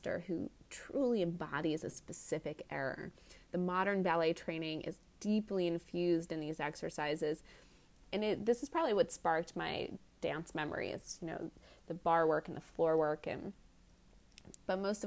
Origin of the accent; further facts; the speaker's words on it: New York, United States; Being a New Yorker